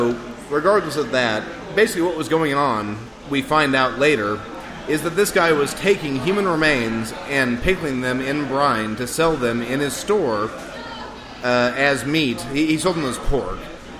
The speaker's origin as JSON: {"language": "English", "town": "Jasper", "region": "Missouri", "country": "United States", "said": "I am from a bump in the road known as Jasper, Missouri."}